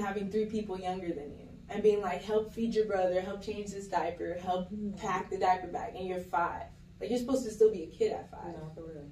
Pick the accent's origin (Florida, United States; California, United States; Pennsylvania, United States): Florida, United States; Kendall; I am from Miami, Florida. Yeah. yeah. So I'm from Kendall, Florida